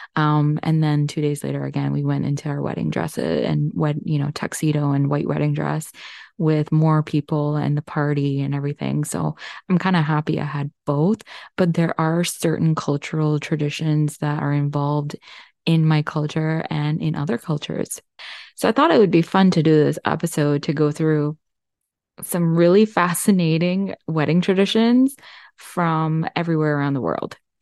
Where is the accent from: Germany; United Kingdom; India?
India; I'm Indian